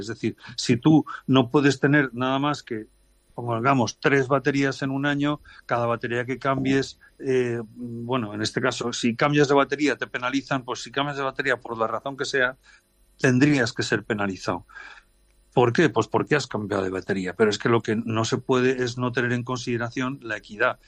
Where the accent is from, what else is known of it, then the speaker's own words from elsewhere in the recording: Spain; soy español